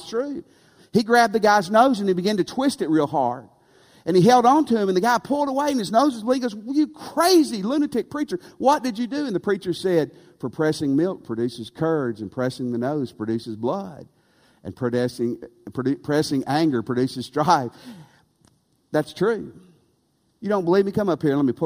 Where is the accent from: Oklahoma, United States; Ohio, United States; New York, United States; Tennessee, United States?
Tennessee, United States; West; Near where Clayton and Mary and I grew up in West Tennessee, in the 1980s